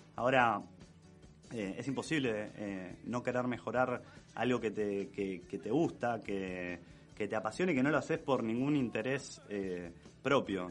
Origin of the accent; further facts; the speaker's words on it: Berazategui, Buenos Aires Province, Argentina; yo soy de Verazategui